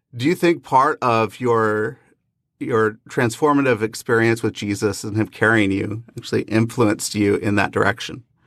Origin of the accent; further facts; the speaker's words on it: Pacific Northwest, United States; growing up in the Pacific Northwest